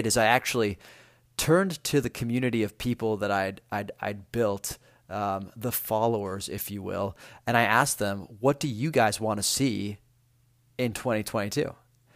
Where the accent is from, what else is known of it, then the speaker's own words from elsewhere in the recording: Rome, Lazio, Italy; now in Los Angeles, United States; I am Italian from Italy, from Rome